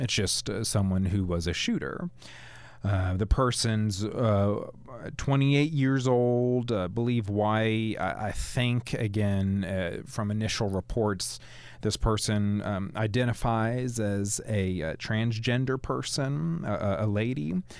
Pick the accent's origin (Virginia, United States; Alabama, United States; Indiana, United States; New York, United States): Alabama, United States; Cullman area; I hail from the Coleman area